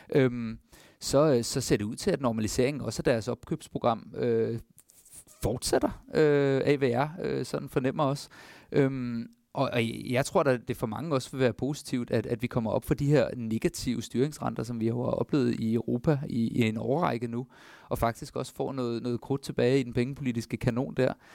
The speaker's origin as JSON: {"language": "Danish", "country": "Denmark", "said": "For os som danskere"}